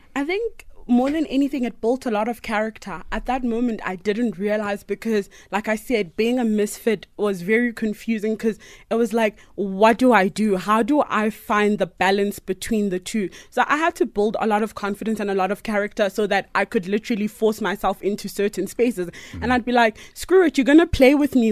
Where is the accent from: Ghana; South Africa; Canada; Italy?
South Africa; Potchefstroom, North West; growing up in Potch was super awesome. I really, really enjoyed living with my grandmother